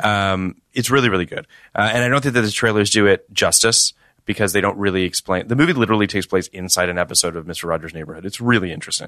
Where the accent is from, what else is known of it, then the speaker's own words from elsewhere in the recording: Toronto, Ontario, Canada; I'm from Toronto